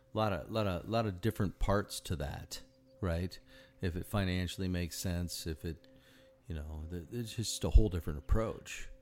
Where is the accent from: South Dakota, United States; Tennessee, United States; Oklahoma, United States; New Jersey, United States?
South Dakota, United States; Sioux Falls; moved away; I grew up in Sioux Falls, South Dakota